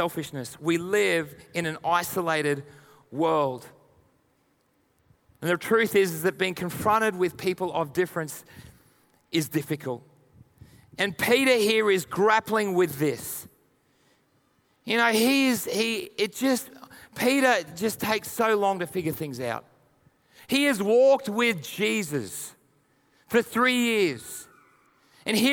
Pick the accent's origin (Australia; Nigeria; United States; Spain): Australia; also born or lived in United Kingdom; being an Aussie